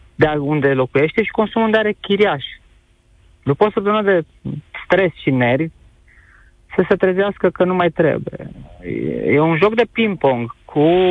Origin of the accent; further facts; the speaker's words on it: Arad, Arad County, Romania; eu sunt din Arad